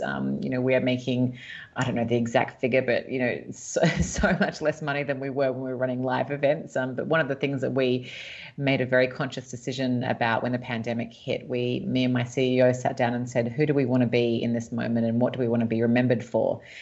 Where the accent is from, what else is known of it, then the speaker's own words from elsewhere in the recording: Sydney, New South Wales, Australia; moved away as an adult; now in Los Angeles, United States; I was born and raised in Sydney, Australia.